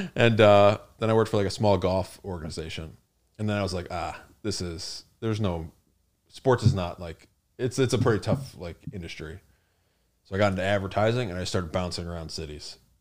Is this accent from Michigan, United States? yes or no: yes; Michigan, United States; moved away as an adult; also born or lived in New Mexico / Chicago / Mississippi; now in New York City, United States; I grew up in Michigan, went to Michigan State there till I was, like, twenty-three